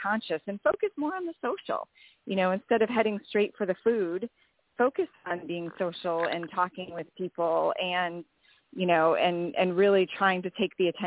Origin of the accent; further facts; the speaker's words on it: Wisconsin, United States; I grew up in Wisconsin and card games were like the thing